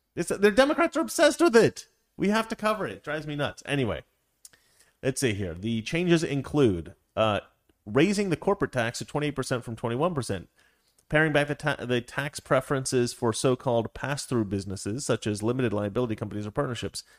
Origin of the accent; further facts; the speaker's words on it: Salem, Oregon, United States; where I grew up in Salem